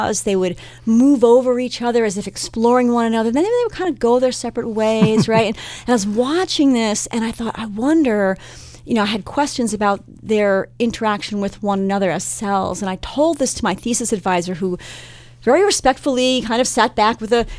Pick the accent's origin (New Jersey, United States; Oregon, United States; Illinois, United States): New Jersey, United States; now in Minnesota, United States; I did not grow up in Minnesota. I grew up in New Jersey